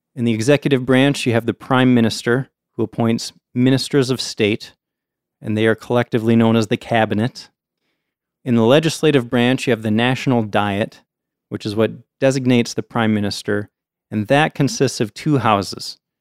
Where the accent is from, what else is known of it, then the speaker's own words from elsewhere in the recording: United States; as an American